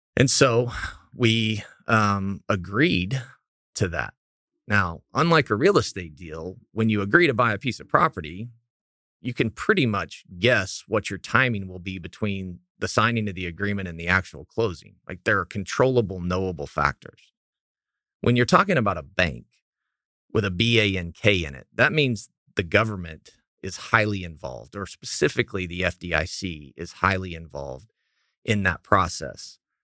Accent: Clinton, Oklahoma, United States; I grew up in Clinton, Oklahoma, uh, ninety miles west of Oklahoma City

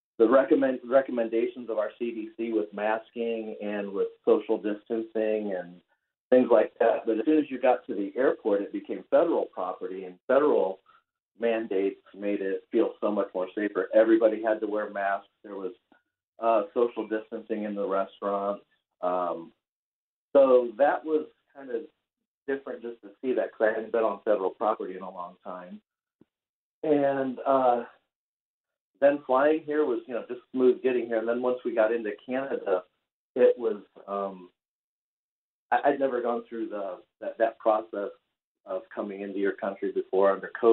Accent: Anthony, Florida, United States; I'm from Anthony, Florida, and that's where I live. I live in Anthony, Florida, in the United States.

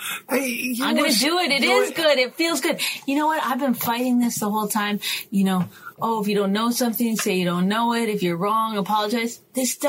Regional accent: Canada; I'm Canadian.

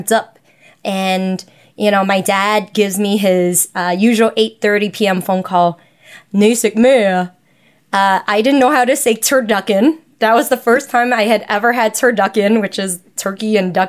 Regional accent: New York City, New York, United States; I was born and raised here in New York City

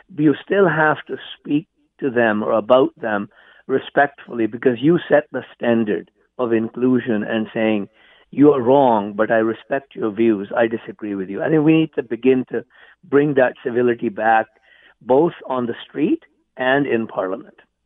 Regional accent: India; moved away as an adult; also born or lived in England; now in Canada; I was born and raised in India.

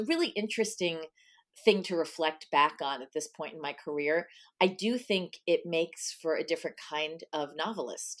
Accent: Nesconset, New York, United States; I grew up on Long Island.

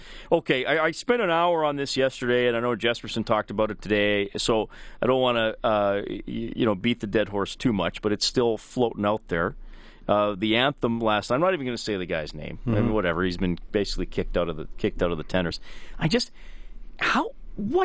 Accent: Canada; even as a Canadian

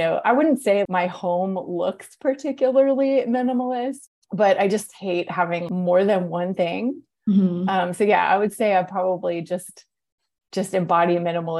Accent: Atlanta, Georgia, United States; moved away as an adult; also born or lived in New York; now in Atlanta, United States; when I moved to Atlanta, which is my hometown

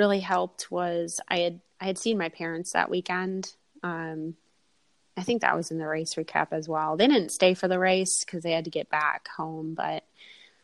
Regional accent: outside Detroit, Michigan, United States; moved away; I'm originally from Michigan. I grew up outside Detroit

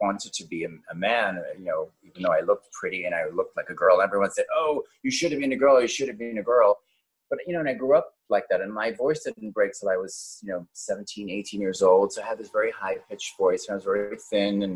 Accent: Cape Town, Western Cape, South Africa; moved away; also born or lived in Johannesburg, South Africa; I was born in Johannesburg, South Africa, and I grew up in Cape Town, and then I went back to Johannesburg to finish my high school.

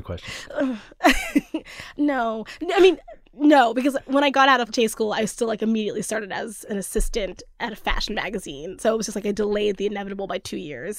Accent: Cockeysville, Maryland, United States; moved away as an adult; also born or lived in Oakland; now in Brooklyn, United States; I'm from Cockeysville, which is a suburb of Baltimore

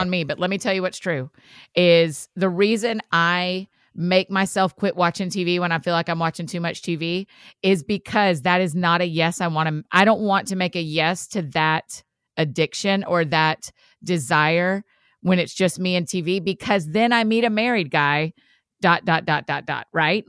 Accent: Marietta, Georgia, United States; I'm from Marietta, Georgia

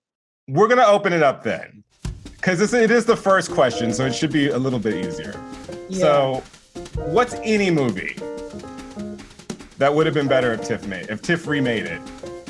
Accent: Houston, Texas, United States; Cause you know I'm from Houston.

